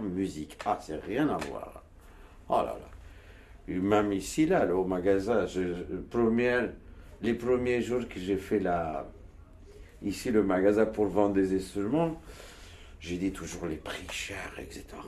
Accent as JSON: {"language": "French", "country": "Turkey", "tie": "born or raised there", "also_born_or_lived": "Istanbul / Switzerland", "second_language": "French", "moved": "as an adult", "lives_now": "Montreuil, France", "said": "Je suis né en Turquie, moi. Je suis dans une montagne de. On parle kurde chez nous"}